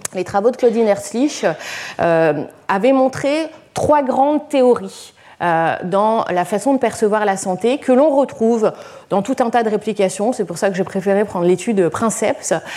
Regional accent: Lyon, Auvergne-Rhône-Alpes, France; je suis lyonnaise

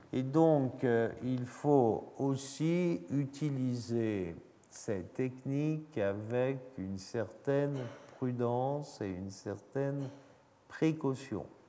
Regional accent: France; Nous avons en France

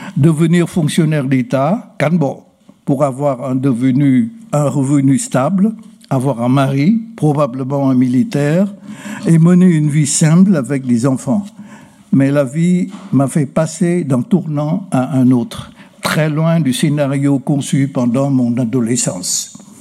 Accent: Ha Tay, Hanoi, Vietnam; also born or lived in Quang Ninh; Je suis né à Quang Ninh, où se trouve la célèbre baie de Ha mais je rendis à Hatay désormais une partie de Hanoï

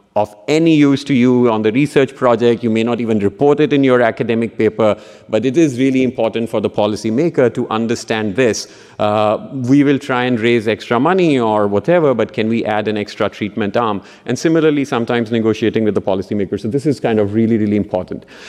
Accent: Punjab, India; moved away; in the state of Punjab, uh, um, which is another state where, uh, uh, which is my home state

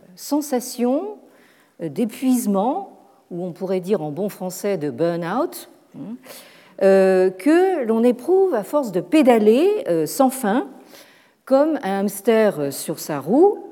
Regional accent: Paris, Île-de-France, France; en tant que Parisien

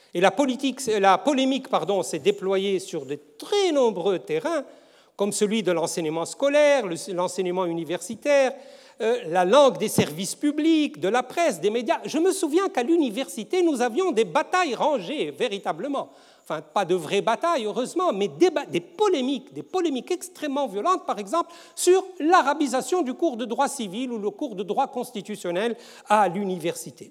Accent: Tunisia; chez nous en Tunisie

